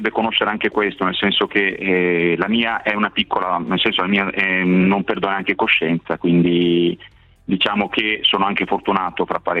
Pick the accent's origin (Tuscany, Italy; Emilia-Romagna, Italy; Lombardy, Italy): Emilia-Romagna, Italy; Ravenna; qui in Romagna sono di Ravenna quindi ho sempre operato nelle cooperative sociali